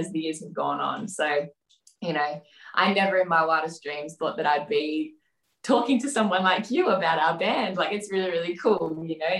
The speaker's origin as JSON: {"language": "English", "country": "Australia", "said": "we're very, very proud obviously to be Australian as well. There's some really nice Australian cultural elements that we've experienced as we've grown up"}